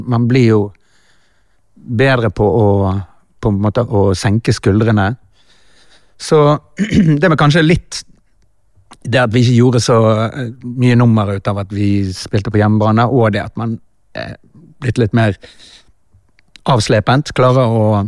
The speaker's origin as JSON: {"language": "Norwegian", "country": "Norway", "said": "Vi er fra Norge"}